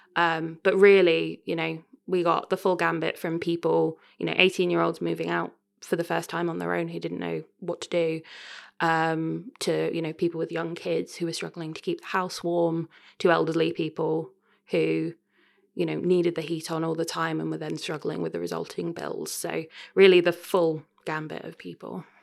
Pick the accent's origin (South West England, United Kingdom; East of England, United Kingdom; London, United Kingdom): East of England, United Kingdom; Royston; moved away as an adult; also born or lived in Cambridge; now in Leicester, United Kingdom; I grew up, um, I grew up in Cambridge. Well, I went to school in Cambridge. I come from a little town called Royston in North West Hertfordshire